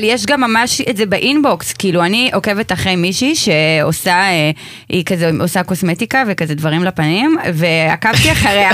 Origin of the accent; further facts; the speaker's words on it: Rishon LeZion, Central District, Israel; אני במקור מדי מראשון